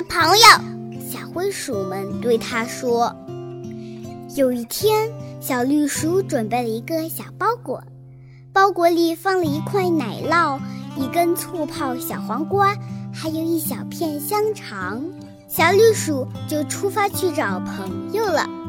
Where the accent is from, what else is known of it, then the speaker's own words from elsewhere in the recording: Liuyang, Hunan, China; 今年七岁，我来自湖南省浏阳市人民路小学